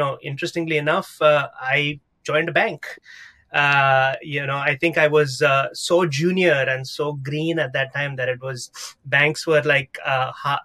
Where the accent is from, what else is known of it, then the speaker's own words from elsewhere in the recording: South India, India; moved away as an adult; now in New York City, United States; I'm originally from South India. I've been in the United States for about 16 years now